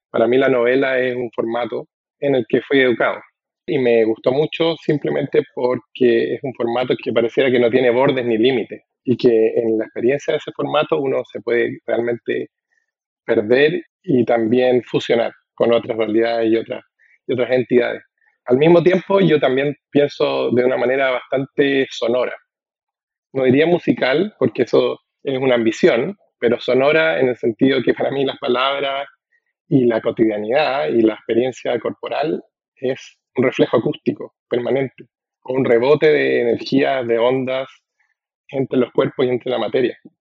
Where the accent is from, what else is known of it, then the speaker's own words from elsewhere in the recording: central Chile, Chile; accent: voz masculina chilena central; now in United States; en mi voz, que es una, la voz masculina chilena central